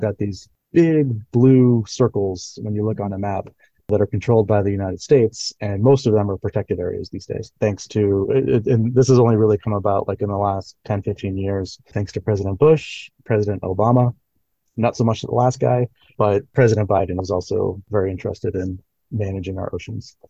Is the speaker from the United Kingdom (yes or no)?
no; Northern Mariana Islands; moved away; also born or lived in Florida; I'm actually from the Northern Mariana Islands, even though I went to school in Florida